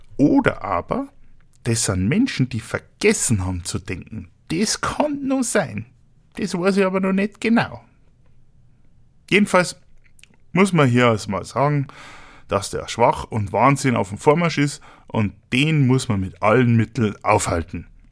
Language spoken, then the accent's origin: German; Munich, Bavaria, Germany; komme ich aus Bayern. Genauer gesagt aus München